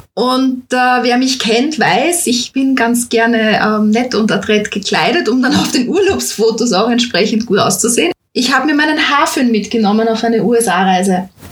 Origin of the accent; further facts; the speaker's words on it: Austria; bei uns in Österreich